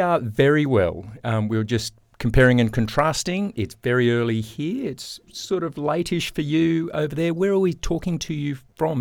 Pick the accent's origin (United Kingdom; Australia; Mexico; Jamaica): Australia; growing up in Australia